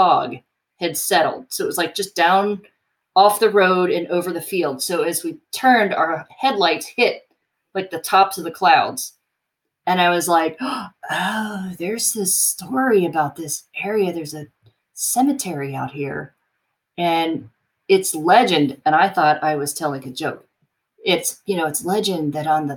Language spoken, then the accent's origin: English; Cincinnati, Ohio, United States; moved away as an adult; also born or lived in Athens, Ohio; I grew up in the Cincinnati area